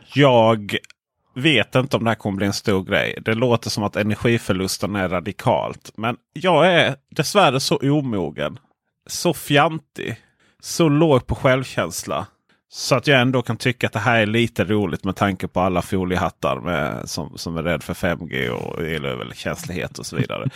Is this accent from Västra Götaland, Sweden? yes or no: no; Blekinge, Sweden; jag är från Blekinge